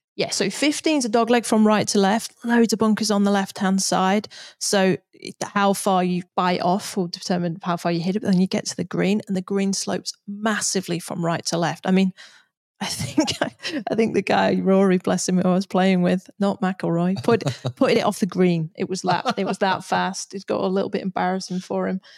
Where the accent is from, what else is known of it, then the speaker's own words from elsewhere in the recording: United Kingdom; as a Brit